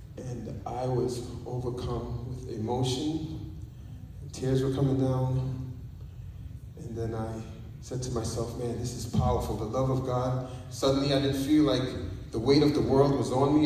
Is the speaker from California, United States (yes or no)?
no; New York, United States; my mom came to New York, Brooklyn, New York, where I was born in East Flatbush. Big ups to Brooklyn